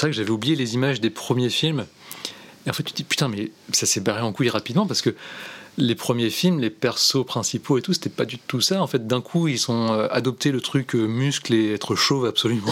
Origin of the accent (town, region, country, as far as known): France